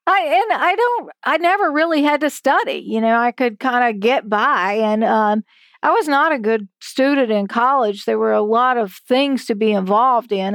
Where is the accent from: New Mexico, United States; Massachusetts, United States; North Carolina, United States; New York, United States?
North Carolina, United States; Hyde County; where I grew up in Hyde County